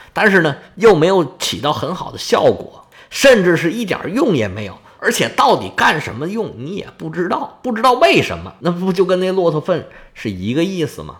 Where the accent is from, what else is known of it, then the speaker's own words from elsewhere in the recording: China; 我们中国人